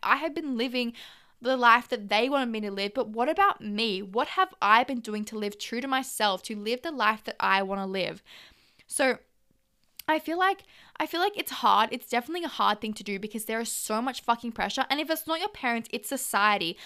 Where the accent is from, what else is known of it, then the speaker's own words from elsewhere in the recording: Australia; I am Aussie.